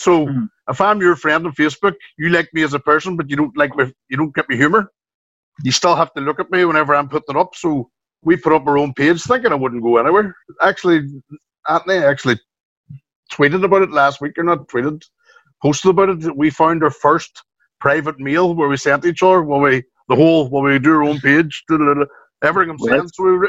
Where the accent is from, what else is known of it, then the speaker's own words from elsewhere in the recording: Strabane, Northern Ireland, United Kingdom; the LA Theatre, 300 people, my hometown.